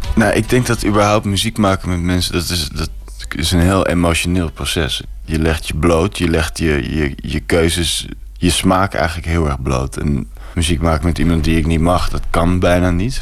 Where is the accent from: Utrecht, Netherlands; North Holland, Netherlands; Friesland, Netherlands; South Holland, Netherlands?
North Holland, Netherlands; Amsterdam; En dat is gewoon hier om de hoek, grachtengordel